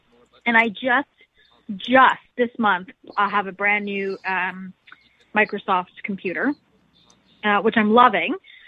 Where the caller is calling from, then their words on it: Canada; I'm calling from Canada